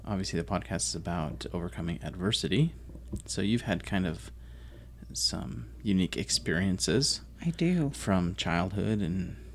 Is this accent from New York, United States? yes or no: no; Delta, Utah, United States; now in Arizona, United States; I grew up in Utah, and the only place there's woods is like in the mountains, really. At least where I grew up, I grew up in a little town called Delta, and it's it's a high desert, and so there's no trees really except for in the mountains.